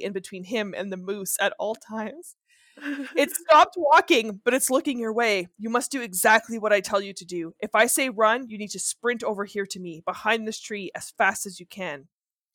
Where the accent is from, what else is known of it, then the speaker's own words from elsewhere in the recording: Northern Ontario, Canada; I'm from Northern Ontario